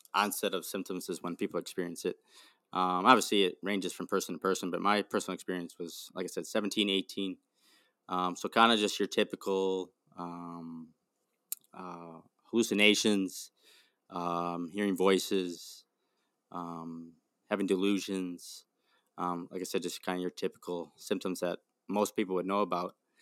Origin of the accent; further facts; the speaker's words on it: Milwaukee, Wisconsin, United States; I'm from Milwaukee, Wisconsin